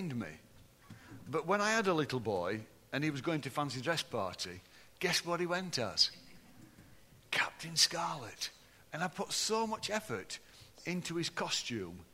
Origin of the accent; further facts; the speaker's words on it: Barnsley, Yorkshire and the Humber, United Kingdom; And then I said, Barnsley